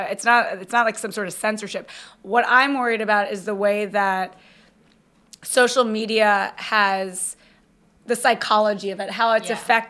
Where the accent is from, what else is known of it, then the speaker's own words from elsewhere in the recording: Jacksonville, Florida, United States; I'm from Jacksonville, Florida.